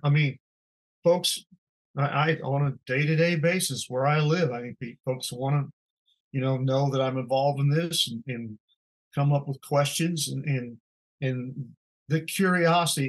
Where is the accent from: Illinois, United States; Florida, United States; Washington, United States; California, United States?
Illinois, United States; I'm from Illinois